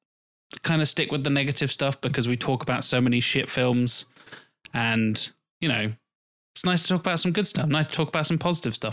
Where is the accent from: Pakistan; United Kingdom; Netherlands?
United Kingdom; Norwich, East of England; also born or lived in London; we're all kind of from London. I mean, I was born in Norwich, but both of my parents' families are from London